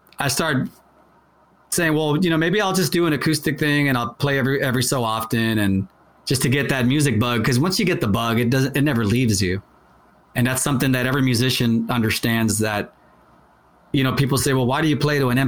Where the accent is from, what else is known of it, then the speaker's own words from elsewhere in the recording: San Antonio, Texas, United States; We're from San Antonio, and we all started playing music back like in the early 90s